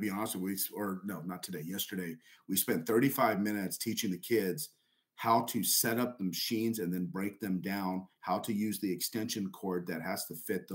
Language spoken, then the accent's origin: English; Southern California, United States; moved away; also born or lived in El Paso; I'm from Southern California originally.